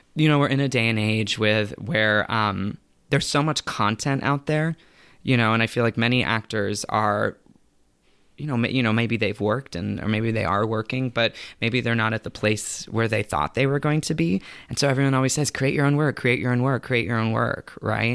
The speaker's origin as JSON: {"language": "English", "town": "Tampa", "region": "Florida", "country": "United States", "tie": "born or raised there", "said": "I grew up in Tampa, Florida"}